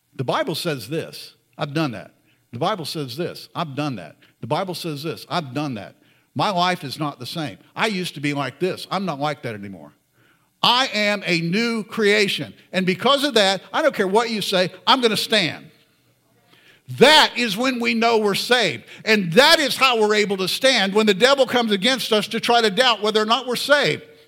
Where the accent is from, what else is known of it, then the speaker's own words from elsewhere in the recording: Florida, United States; I grew up in Florida.